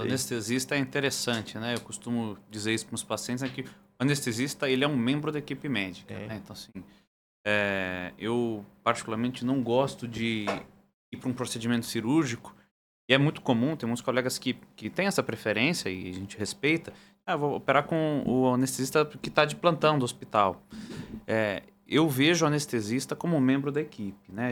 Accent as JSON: {"language": "Portuguese", "country": "Brazil", "said": "sou do Brasil"}